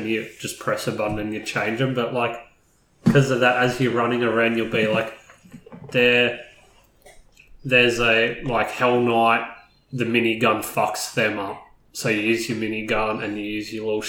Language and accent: English; Australia; I'm Australian.